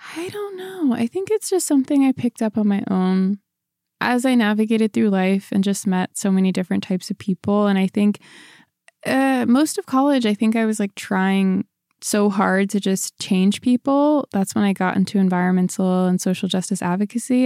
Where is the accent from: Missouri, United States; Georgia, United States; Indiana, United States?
Missouri, United States; Ferguson; born or raised there; moved away as an adult; also born or lived in Orange County, California